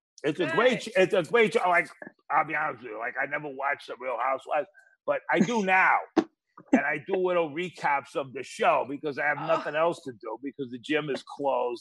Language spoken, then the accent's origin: English; New York City, New York, United States; I'm a Flatbush guy, Brooklyn